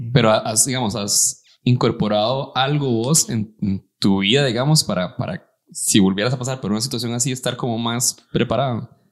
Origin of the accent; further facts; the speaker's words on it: San Carlos, Alajuela, Costa Rica; moved away; crecí en San Carlos y me vine para acá